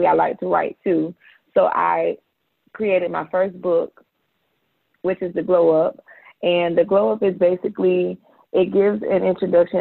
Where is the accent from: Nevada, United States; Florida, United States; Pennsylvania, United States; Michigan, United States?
Florida, United States; Jacksonville; also born or lived in Ventura, California; we moved to Jacksonville, where we reside at now